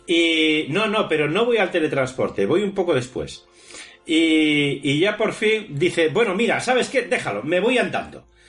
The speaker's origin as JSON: {"language": "Spanish", "country": "Spain"}